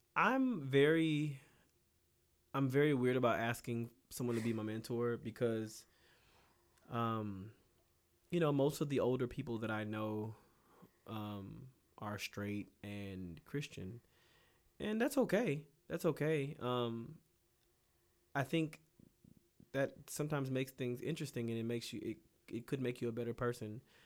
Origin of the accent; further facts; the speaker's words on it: Bay City, Texas, United States; moved away; I am from Bay City, Texas